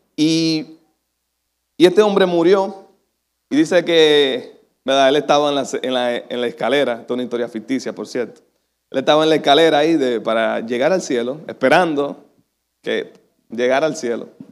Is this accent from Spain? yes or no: no; Dominican Republic; decimos los dominicanos